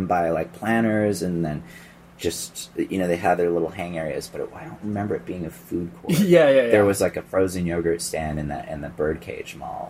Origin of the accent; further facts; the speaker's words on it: Rochester, New York, United States; born there; Yeah, I was born in Rochester, New York.